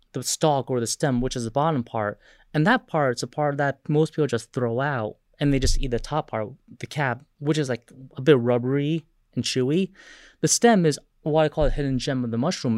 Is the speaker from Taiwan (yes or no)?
yes; Taiwan; moved away; I was overseas in my home country of Taiwan